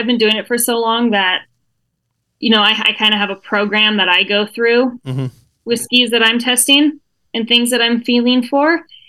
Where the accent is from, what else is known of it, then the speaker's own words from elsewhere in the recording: Sun Valley, Idaho, United States; also born or lived in Salt Lake City, Utah; So born and raised in Sun Valley. I left for 12 years.